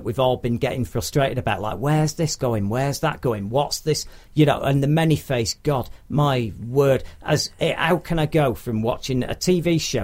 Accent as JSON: {"language": "English", "town": "Manchester", "region": "North West England", "country": "United Kingdom", "said": "I'm from Manchester"}